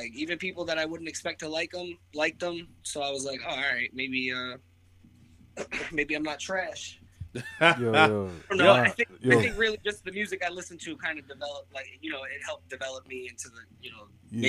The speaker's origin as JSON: {"language": "English", "town": "Springfield", "region": "Massachusetts", "country": "United States", "tie": "born or raised there", "said": "Springfield. I was born in Springfield."}